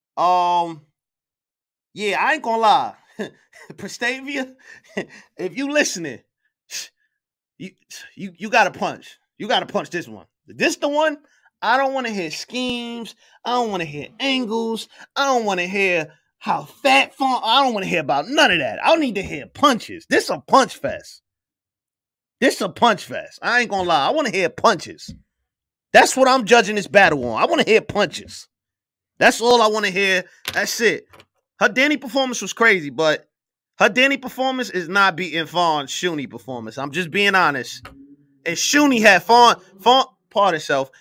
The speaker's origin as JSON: {"language": "English", "region": "New York", "country": "United States", "said": "I'm from New York."}